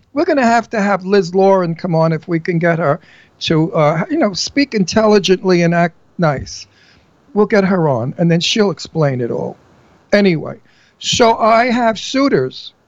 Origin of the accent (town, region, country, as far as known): New York City, New York, United States; accent: Brooklyn; moved away as an adult; also born or lived in Astoria, Queens / Bucks County, Pennsylvania; now in Pennsylvania, United States